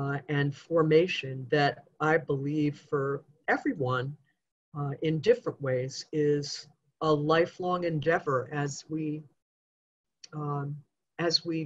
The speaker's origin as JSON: {"language": "English", "town": "Goshen", "region": "New York", "country": "United States", "tie": "born or raised there", "said": "a little girl growing up in Goshen, New York"}